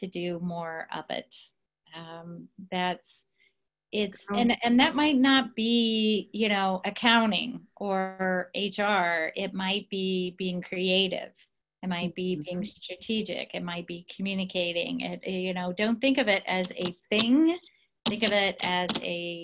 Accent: southern Indiana, United States; I grew up in a very small town, southern Indiana.

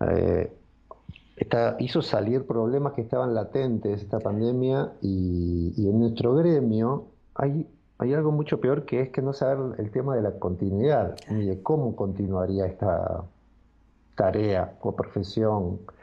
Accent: Carapachay, Buenos Aires Province, Argentina; Yo nací en Carapachay, en donde en este momento estoy transmitiendo

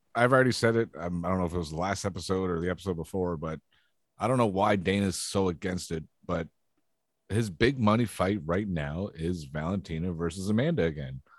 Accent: Canada; I'm Canadian

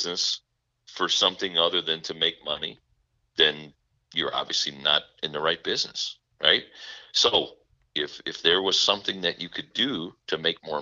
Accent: Midwest, United States; I'm from the Midwest

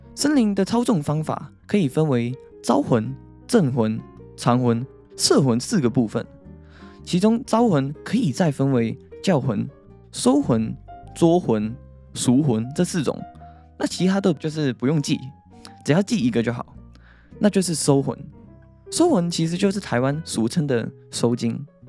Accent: Hong Kong; now in Taiwan; 因为我以前在香港

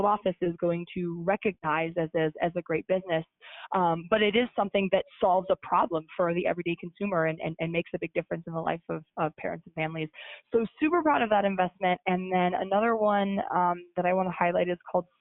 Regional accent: Midwest, United States; now in New York City, United States; I'm from the Midwest and have a lot of roots there

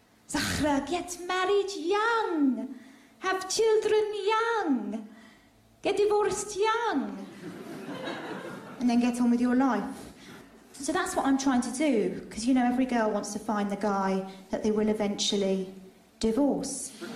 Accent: Saudi Arabia; now in United Kingdom; For instance, I grew up in Saudi Arabia. My dad had a job there working with oil. He was a chef.

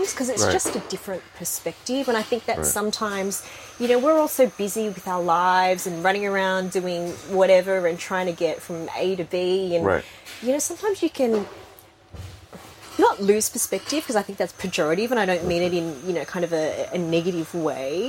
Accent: Sydney, New South Wales, Australia; accent: Australian; I did grow up in Sydney

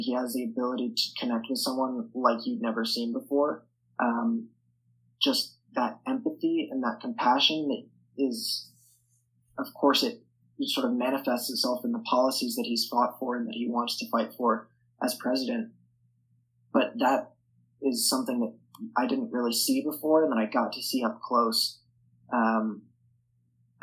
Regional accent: New York City, New York, United States; I am from New York City, so it's a very liberal place. My high school is extremely liberal.

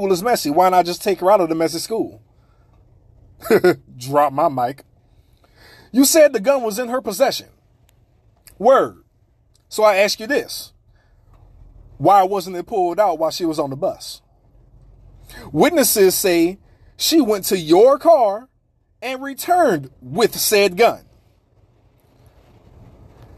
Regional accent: New Orleans, Louisiana, United States; I grew up near the St. Thomas Projects. Near. Not in, but near.

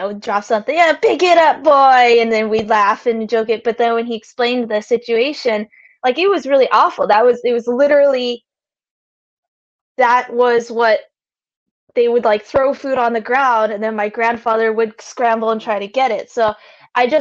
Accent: United States; So I grew up in America.

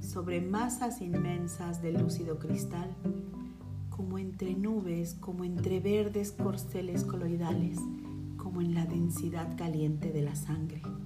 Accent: Mexico; mi México

